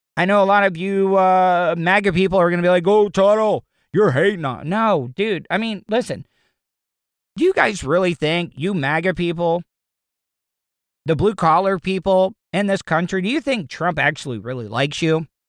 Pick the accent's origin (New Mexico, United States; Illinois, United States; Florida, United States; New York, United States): Florida, United States; DeLeon Springs; we don't have a college in DeLeon Springs. We don't even have a goddamn high school in DeLeon Springs.